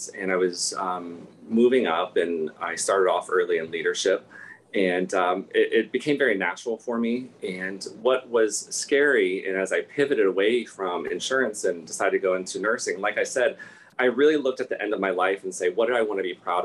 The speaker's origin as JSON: {"language": "English", "region": "Ohio", "country": "United States", "tie": "born or raised there", "moved": "yes", "said": "I grew up in Ohio and I have now lived in 6 states."}